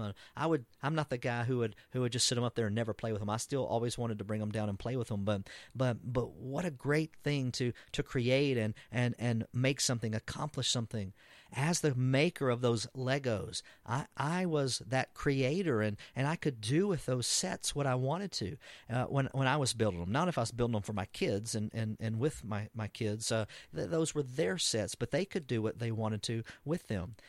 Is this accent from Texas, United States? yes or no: yes; Texas, United States; I'm an American and as, even a Texan, as great as being a Texan is